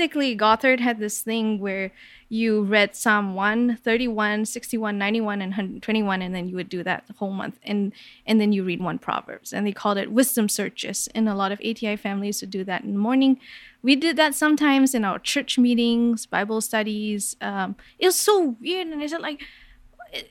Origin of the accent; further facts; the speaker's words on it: Kuala Lumpur, Malaysia; I grew up in Kuala Lumpur, Malaysia